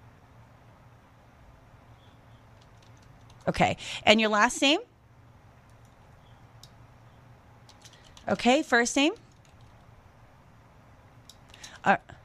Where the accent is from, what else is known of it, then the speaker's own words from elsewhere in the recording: Seattle, Washington, United States; moved away as an adult; also born or lived in New York City; I grew up in Seattle, but I lived in Manhattan and Queens